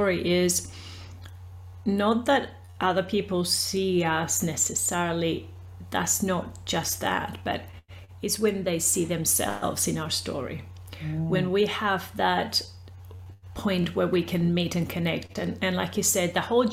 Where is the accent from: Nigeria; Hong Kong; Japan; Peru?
Peru; now in Australia; I am originally from Peru. I speak Spanish. And I've been in Australia for about 30 years.